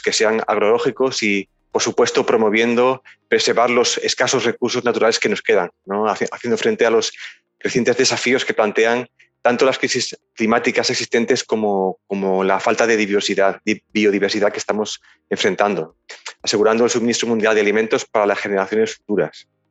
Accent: Ayora, Valencian Community, Spain; somos originalmente de Ayora

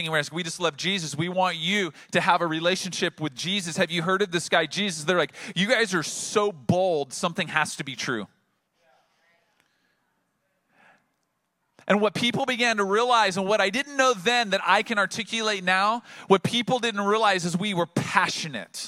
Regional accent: Oceanside, California, United States; I'm multiple generations from Oceanside, from this region, and there I sat in downtown Oceanside, the place that my grandfather had graduated from high school, and my parents had graduated from high school, and my wife and I had graduated from high school

